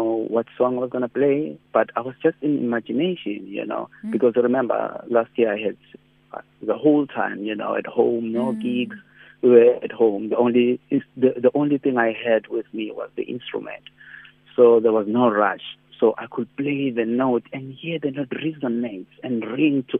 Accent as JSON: {"language": "English", "country": "South Africa"}